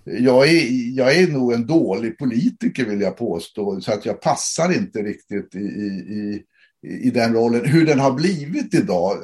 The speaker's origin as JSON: {"language": "Swedish", "country": "Sweden", "said": "vi är från Sverige"}